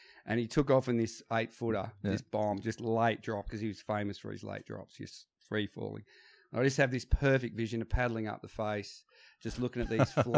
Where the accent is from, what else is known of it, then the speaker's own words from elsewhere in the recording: Perth, Western Australia, Australia; moved away; I was born in Mount Lawley Hospital. My parents had recently built a house on the top of the hill at Giles Street, which looks straight over and down onto Medham's Pool.